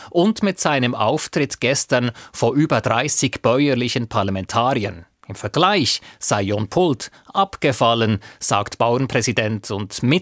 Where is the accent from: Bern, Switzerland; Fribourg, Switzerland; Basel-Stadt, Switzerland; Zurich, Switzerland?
Basel-Stadt, Switzerland; Basel; Ich bin da auch nicht sehr objektiv als Baslerin, aber ich glaube, es ist so, dass die Offenheit für beide da sind